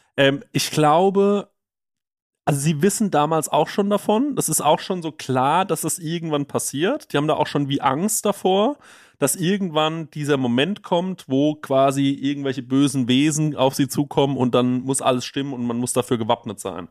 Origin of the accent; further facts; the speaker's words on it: Düsseldorf, North Rhine-Westphalia, Germany; bei uns in Düsseldorf